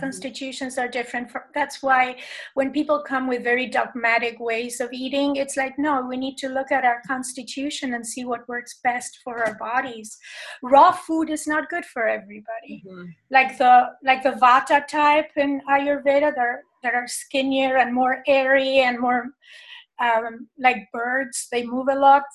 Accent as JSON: {"language": "English", "region": "Buenos Aires", "country": "Argentina", "tie": "born or raised there", "said": "I was born in Argentina, in Buenos Aires"}